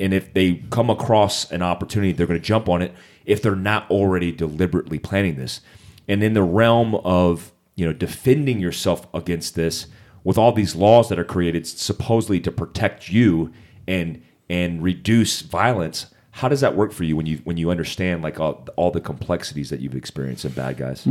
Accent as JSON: {"language": "English", "town": "Monterey", "region": "California", "country": "United States", "tie": "born or raised there", "said": "I was actually born at Fort Ord, California, Monterey"}